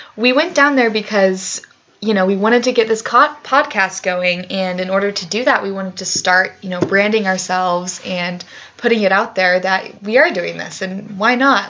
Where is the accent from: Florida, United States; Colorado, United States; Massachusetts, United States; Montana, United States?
Colorado, United States; Grand Junction; now in Boulder, United States; I'm originally from Grand Junction, Colorado, which is five, four or five hours west of here.